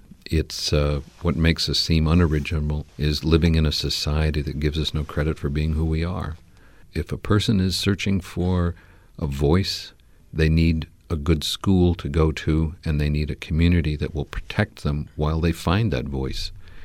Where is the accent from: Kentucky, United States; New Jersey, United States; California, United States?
California, United States; when I'm in California, where, you know, I grew up in the San Fernando